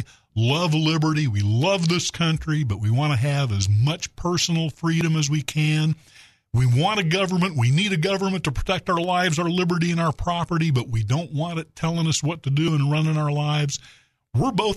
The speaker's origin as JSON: {"language": "English", "town": "Little Rock", "region": "Arkansas", "country": "United States", "tie": "born or raised there", "moved": "yes", "said": "it's only been 37 years since I moved back to my hometown of Little Rock"}